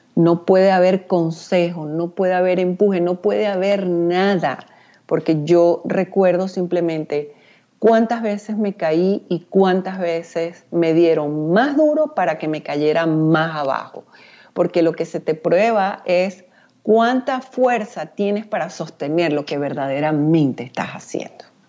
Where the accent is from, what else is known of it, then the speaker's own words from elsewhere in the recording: Venezuela; soy venezolana